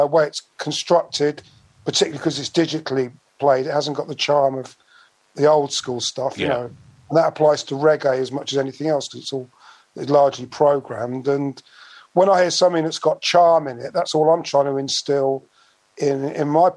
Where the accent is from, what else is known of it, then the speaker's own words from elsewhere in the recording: High Wycombe, South East England, United Kingdom; accent: Bucks; also born or lived in London / Slough; I moved to the area of High Wycombe. And so really, my formative years were all in and around High Wycombe